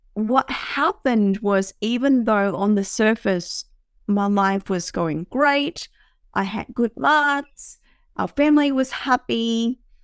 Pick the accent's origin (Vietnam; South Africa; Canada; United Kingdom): Vietnam; moved away; I grew up in Vietnam